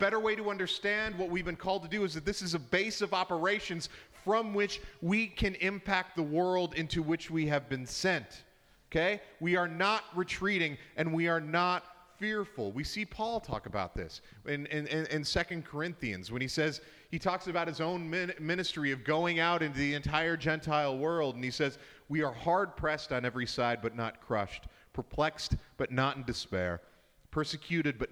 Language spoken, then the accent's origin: English; Canada; now in Edmonton, Canada; we're very Canadian